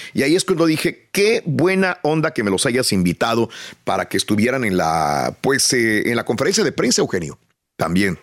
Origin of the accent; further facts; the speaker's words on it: Matamoros, Tamaulipas, Mexico; Soy nacido en Matamoros, estudié en la escuela eh, Josefina Menchaca hasta el sexto año